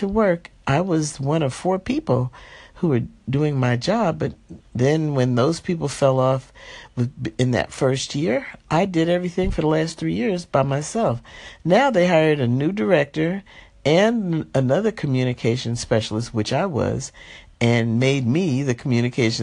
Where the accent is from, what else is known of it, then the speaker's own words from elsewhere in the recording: New Jersey, United States; now in Los Angeles, United States; I'm from New Jersey originally